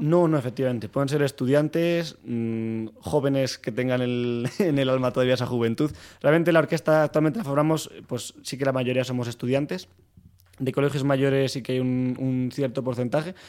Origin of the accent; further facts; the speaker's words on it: Soria, Castile and León, Spain; moved away as an adult; now in Madrid, Spain; yo soy de Soria y llegué aquí a Madrid a estudiar arquitectura y había hecho piano en Soria